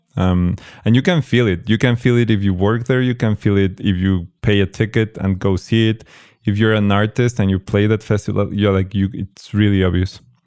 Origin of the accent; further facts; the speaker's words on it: Mexico; I was born in Mexico, I, I grew up here